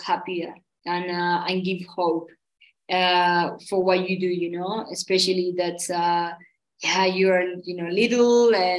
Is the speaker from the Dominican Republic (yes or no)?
no; Santiago, Santiago Metropolitan Region, Chile; also born or lived in Pucón, Chile; I was born in Santiago, the capital